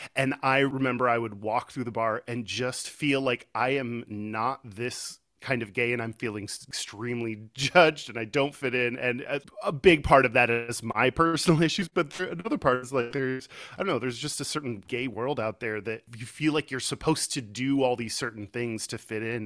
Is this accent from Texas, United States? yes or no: yes; Houston, Texas, United States; moved away as an adult; also born or lived in Austin; now in Seattle, United States; I'm originally from Texas. I grew up in, in Houston